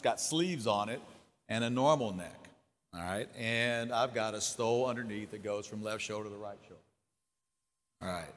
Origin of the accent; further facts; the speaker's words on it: Jennings, Louisiana, United States; moved away as an adult; also born or lived in Houma, Louisiana; I grew up in the small town of Jennings, Louisiana